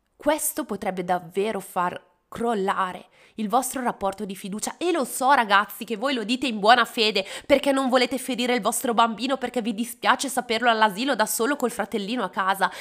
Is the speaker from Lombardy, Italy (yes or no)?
yes; Bergamo, Lombardy, Italy; Io sono di Bergamo e sono particolarmente affezionata a Santa Lucia